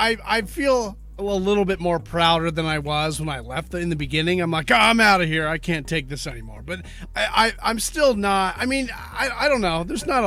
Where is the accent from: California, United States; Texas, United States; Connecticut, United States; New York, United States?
California, United States; Southern; moved away as an adult; also born or lived in Eugene, Oregon / Bremerton, Washington; I grew up in Southern California